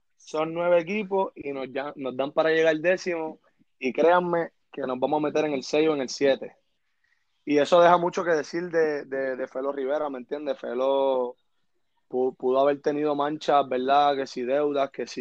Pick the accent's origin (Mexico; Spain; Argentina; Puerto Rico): Puerto Rico; Carolina; also born or lived in San Juan, Puerto Rico; yo soy oriundo de Carolina, Puerto Rico